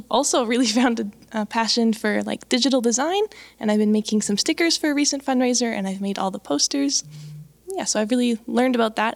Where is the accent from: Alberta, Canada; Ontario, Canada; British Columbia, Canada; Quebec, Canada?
Alberta, Canada; Medicine Hat; moved away as an adult; I come from Alberta down in the south, Medicine Hat. And I grew up in a lovely Baptist church there